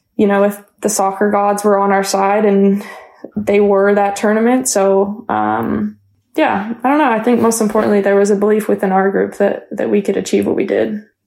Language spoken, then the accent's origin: English; London, Ontario, Canada; I grew up playing soccer in London